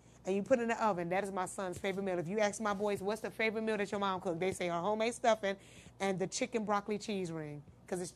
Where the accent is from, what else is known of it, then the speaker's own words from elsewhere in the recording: Midwest, United States; I'm from the Midwest, so we cook it a little different.